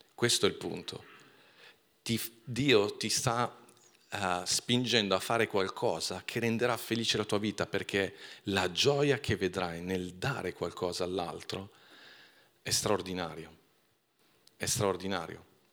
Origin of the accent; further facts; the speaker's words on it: Milan, Lombardy, Italy; sono cresciuto a Milano